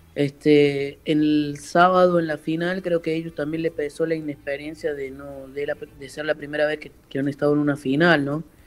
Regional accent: Córdoba, Argentina; moved away as an adult; now in Santa Fe, Argentina; soy cordobés, pero vivo en Santa Fe hace cuatro años, hace dos años

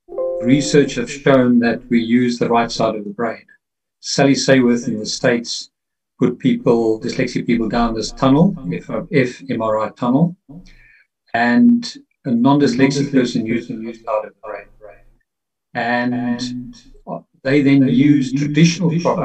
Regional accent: Pretoria, Gauteng, South Africa; I grew up in South Africa in the 60s, 70s

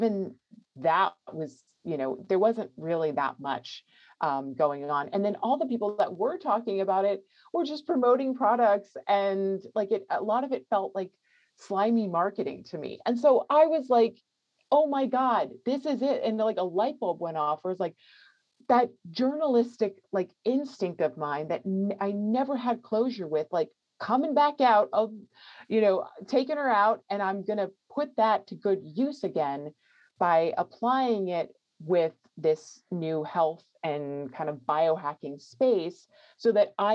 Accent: New York, United States; moved away as an adult; now in California, United States; I grew up in New York and I was living in New York City

